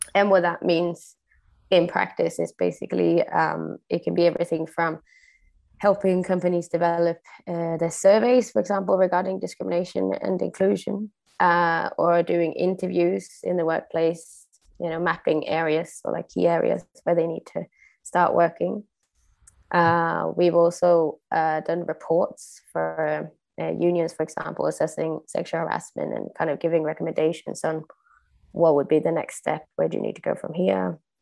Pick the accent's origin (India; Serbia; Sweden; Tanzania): Sweden; moved away as an adult; now in Copenhagen, Denmark; I was born in Sweden, uh, but I've lived abroad since I was 19